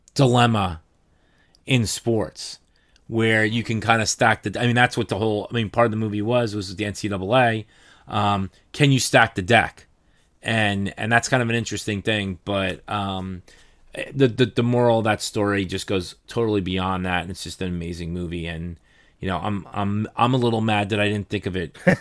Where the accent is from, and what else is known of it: New Jersey, United States